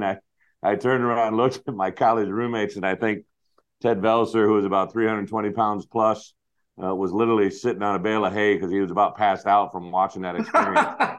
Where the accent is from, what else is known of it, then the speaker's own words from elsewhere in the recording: United States; also born or lived in Quad Cities; now in Champaign, United States; I grew up on a little town outside, or a little farm outside. I actually lived in the Quad Cities till I was about 5 years old, and we moved out to the country, and that's what I grew up knowing.